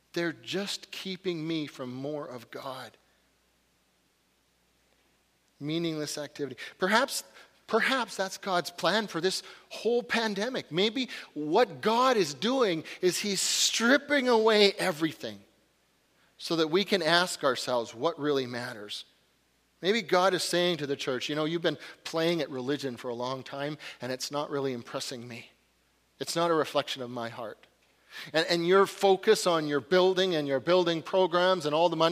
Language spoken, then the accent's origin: English; Northern British Columbia, Canada; my hometown, Northern BC